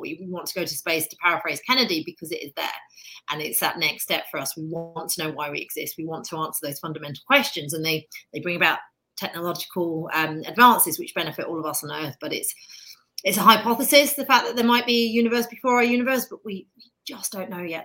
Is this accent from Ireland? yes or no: no; United Kingdom; accent: British; now in United States; I, live in America. I'm obviously British, as you can tell by my accent, but I'm a very proud new American